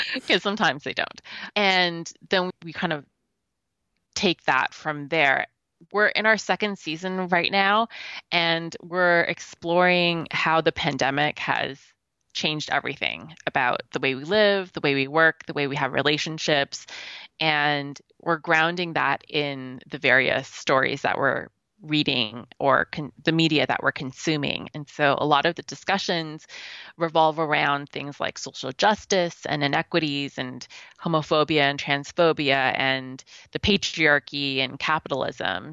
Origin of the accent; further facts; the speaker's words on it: Canada; because I'm Canadian